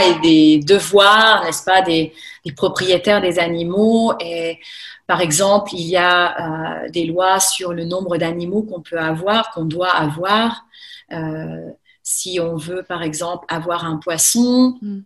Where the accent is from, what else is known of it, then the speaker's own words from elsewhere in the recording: Thonon-les-Bains area, Chablais, Auvergne-Rhône-Alpes, France; moved away as an adult; also born or lived in Albuquerque, New Mexico, United States / Lausanne, Switzerland; now in Le Mont-sur-Lausanne, Switzerland; je suis française. Euh, j'ai grandi en fait de l'autre côté du lac